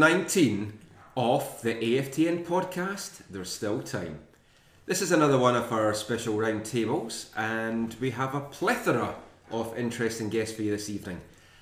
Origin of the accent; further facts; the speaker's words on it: Scotland, United Kingdom; I'm Scottish.